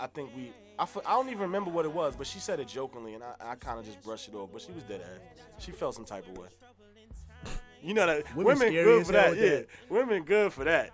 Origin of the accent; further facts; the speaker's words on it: New Jersey, United States; I'm up here from Jersey